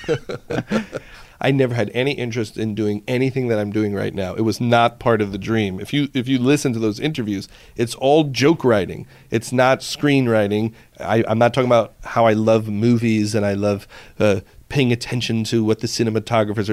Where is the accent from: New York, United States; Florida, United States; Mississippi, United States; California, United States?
New York, United States; Long Island; I grew up on Long Island